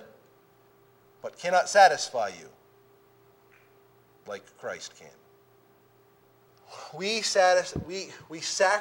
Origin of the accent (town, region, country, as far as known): United States